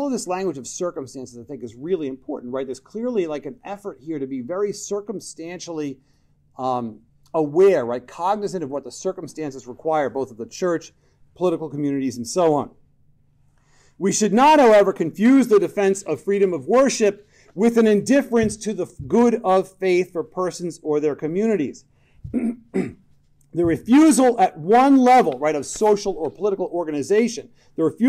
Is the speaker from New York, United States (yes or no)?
yes; New York, United States; I'm from New York